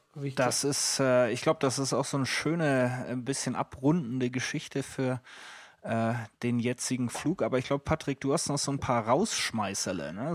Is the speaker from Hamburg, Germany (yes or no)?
yes; Hamburg, Germany; Bei uns in Hamburg